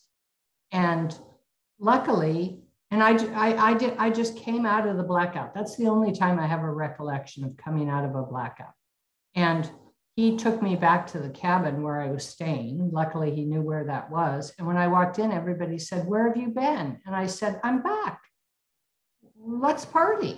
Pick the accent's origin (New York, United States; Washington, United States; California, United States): Washington, United States; Spokane; I was born and raised in Spokane, Washington